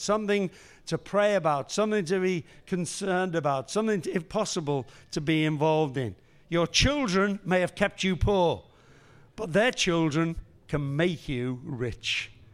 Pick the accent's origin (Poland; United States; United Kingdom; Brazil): United Kingdom; Liverpool, North West England; I was born and raised in Liverpool